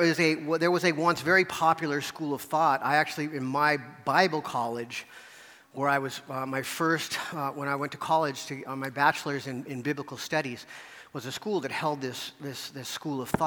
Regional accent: United States; growing up as American Christians

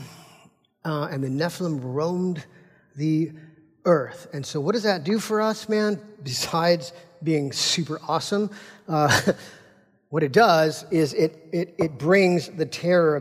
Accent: United States; as American Christians, we're Americans

